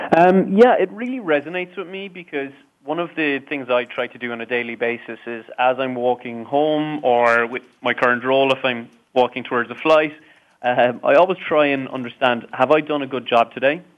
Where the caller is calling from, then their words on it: Dublin, Leinster, Ireland; Today, I'm calling in from Dublin, um, a very rainy Dublin today